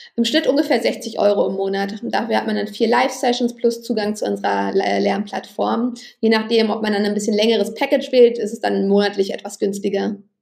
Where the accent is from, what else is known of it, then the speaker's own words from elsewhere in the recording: Berlin, Germany; Ich bin in Berlin aufgewachsen